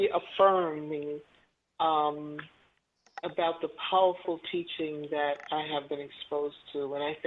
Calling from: Clermont, Florida, United States; I'm calling from Claremont, Florida

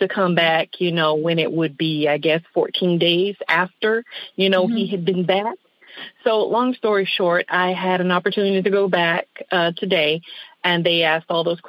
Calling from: West Palm Beach, Florida, United States; I'm calling from West Palm Beach.

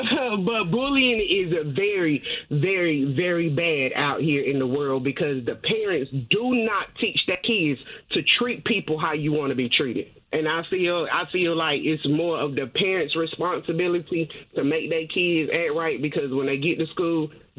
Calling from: Dudley, North Carolina, United States; I'm calling from Dudley, North Carolina.

